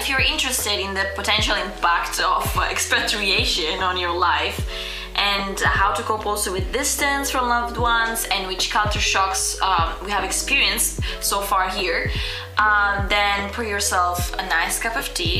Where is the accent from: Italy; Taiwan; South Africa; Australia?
Italy; moved away as an adult; also born or lived in Tunisia; now in London, United Kingdom; I was born in Tunisia. Then when I was 1 year old, my parents moved to Italy. So basically I grew up in Italy until the age of 19, when I actually moved here to London to study.